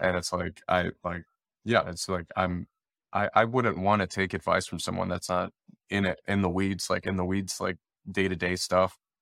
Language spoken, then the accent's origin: English; Detroit, Michigan, United States; I'm born and raised in Detroit, Michigan